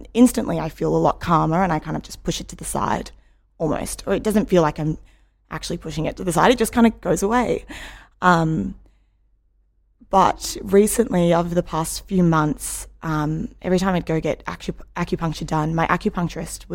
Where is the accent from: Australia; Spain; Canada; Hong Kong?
Australia; Melbourne, Victoria; I'm from Melbourne.